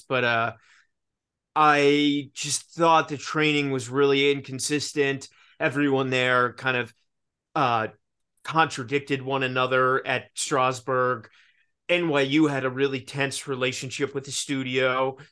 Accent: Richmond, Virginia, United States; growing up in Richmond, Virginia, it's not Los Angeles or New York

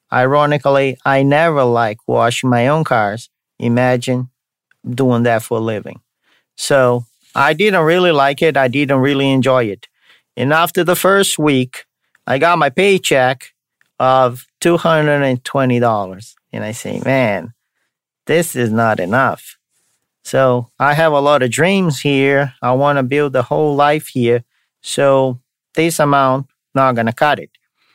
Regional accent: São Paulo, Brazil; Now you know that I'm from Brazil, from the state of São Paulo, which has the capital also called São Paulo. So I'm from São Paulo, Brazil.

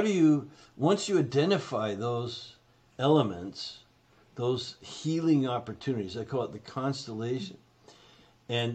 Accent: Canada; now in United States; I'm Canadian, right? So, but I've been in the States for 40 plus years.

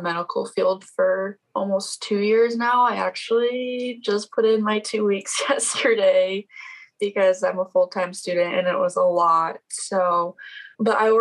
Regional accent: South Dakota, United States; I'm from South Dakota, which is, yes, people actually live here

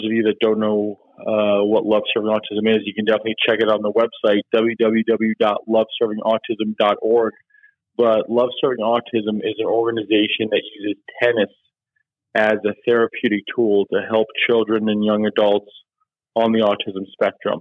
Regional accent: Oldsmar, Florida, United States; moved away; also born or lived in Clearwater, Florida / Big Rapids, Michigan; I grew up in a little suburb of Tampa. I was born in Clearwater, but I grew up in Oldsmar

